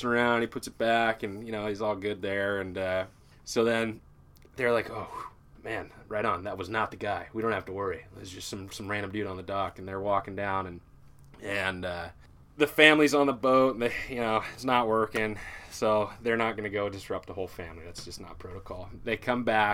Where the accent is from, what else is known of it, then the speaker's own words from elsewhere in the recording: Kenmore, Washington, United States; I'm a Seattle boy, born and raised in Kenmore